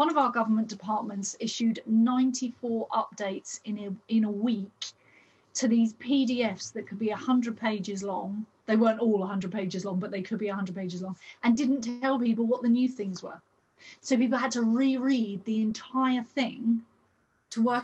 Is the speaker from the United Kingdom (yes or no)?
yes; United Kingdom; here in Britain, maybe it's because we're British.